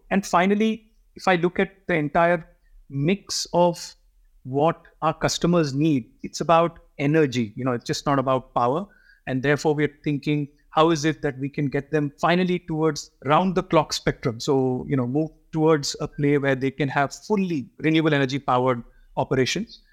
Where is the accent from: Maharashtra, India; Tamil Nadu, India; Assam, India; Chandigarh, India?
Maharashtra, India; Mumbai; I was brought up in Bombay